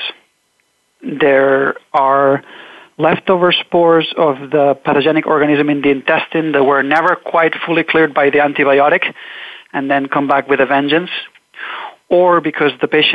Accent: Catalonia, Spain; moved away as an adult; now in United States; I'm originally from Catalonia. I came to the U.S. to do my graduate study work.

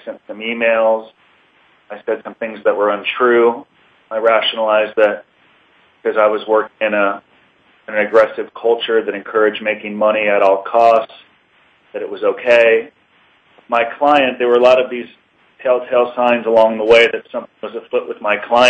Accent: Los Angeles, California, United States; I grew up in Encino, California, and had good parents

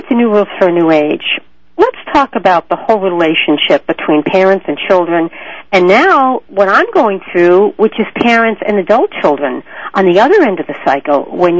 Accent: New England, United States; also born or lived in the American South; now in the South, United States; I am from New England originally, folks, and I live in the south. So we say hey instead of hi.

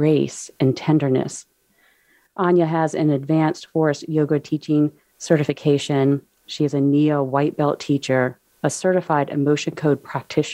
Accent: Charlottesville, Virginia, United States; I grew up near Charlottesville, Virginia, and that's where I reside now.

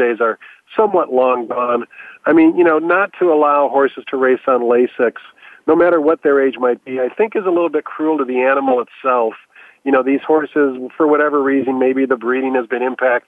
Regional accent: Chicago, Illinois, United States; now in Southern California, United States; I was born and raised in Chicago

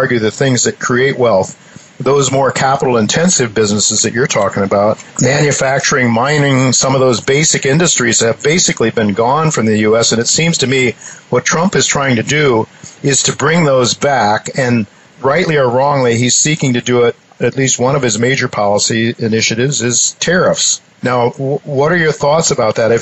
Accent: Ohio, United States; I'm from Ohio

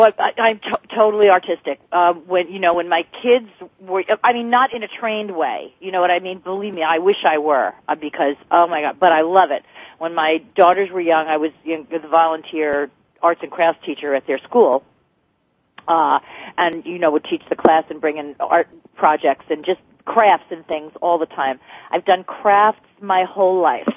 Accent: New Jersey, United States; now in California, United States; I'm from New Jersey

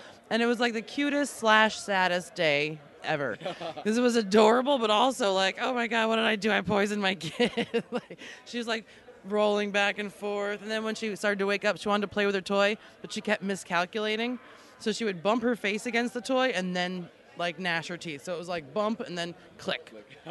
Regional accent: New York, United States; also born or lived in Alaska; I'm from New York. I live originally from Long Island, and then I moved to Alaska because I didn't really like living in New York.

